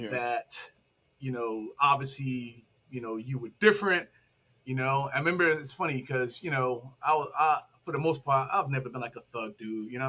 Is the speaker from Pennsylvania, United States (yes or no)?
yes; Philadelphia, Pennsylvania, United States; and raised in Philly in the Germantown section.